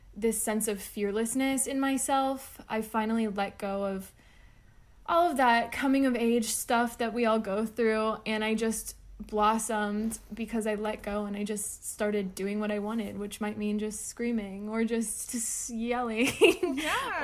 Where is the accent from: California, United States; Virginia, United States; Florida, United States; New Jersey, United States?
Florida, United States; South Florida and North; now in Memphis, United States; right now, I am based in West Tennessee in the Memphis area, but I come from South Florida and North Florida